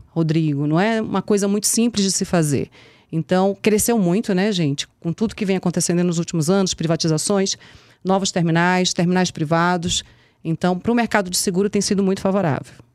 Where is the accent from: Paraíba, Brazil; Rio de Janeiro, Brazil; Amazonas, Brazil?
Amazonas, Brazil; Manaus; also born or lived in Pernambuco; sou pernambucana, fui criada em Manaus